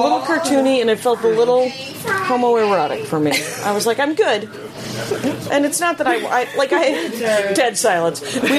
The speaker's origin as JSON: {"language": "English", "town": "South Milwaukee", "region": "Wisconsin", "country": "United States", "tie": "born or raised there", "also_born_or_lived": "Madison, Wisconsin", "said": "I grew up in South Milwaukee, Wisconsin, in between Cuttingay and Oak Creek."}